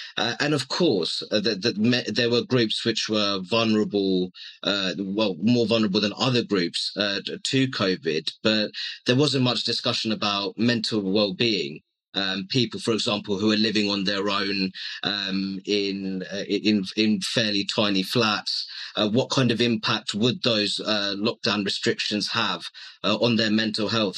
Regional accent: Luton, East of England, United Kingdom; also born or lived in Hammersmith, London; I was born in Hammersmith in West London, my family home is in Luton, and I'm predominantly a Bangladeshi origin.

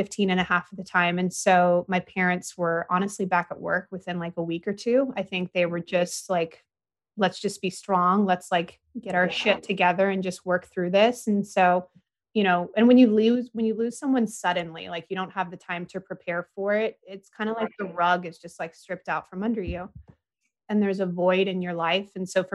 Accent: San Diego, California, United States; moved away; also born or lived in Indianapolis, Indiana; So I was born in 1988 in San Diego

